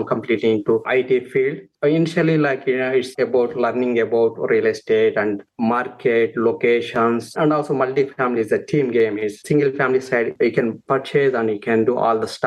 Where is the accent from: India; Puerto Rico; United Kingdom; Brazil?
India; moved away as an adult; now in United States; I'm born and brought up in India for agriculture family, and also it's a small town.